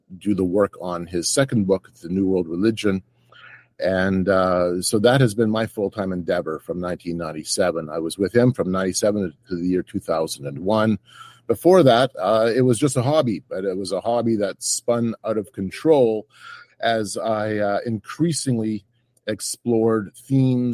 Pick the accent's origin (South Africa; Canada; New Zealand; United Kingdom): Canada; I'm from Canada